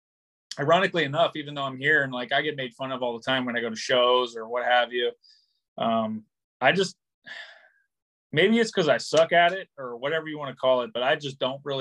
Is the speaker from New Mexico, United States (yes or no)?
no; Cincinnati, Ohio, United States; now in Rhode Island, United States; I'm from Cincinnati, so I grew up like bass fishing